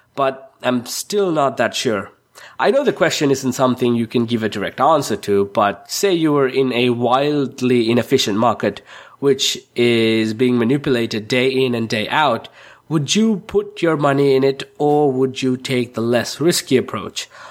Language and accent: English; Sri Lanka; I'm from Sri Lanka